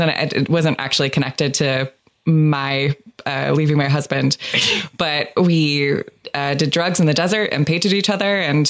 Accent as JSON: {"language": "English", "town": "Los Angeles", "region": "California", "country": "United States", "said": "because I'm from Los Angeles, we broke up in I asked for a divorce in couples therapy"}